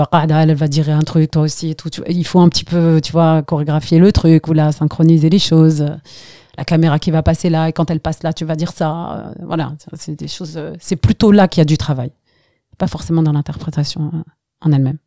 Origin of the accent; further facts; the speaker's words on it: Algeria; also born or lived in Skikda; now in France; quand on est parti d'Algérie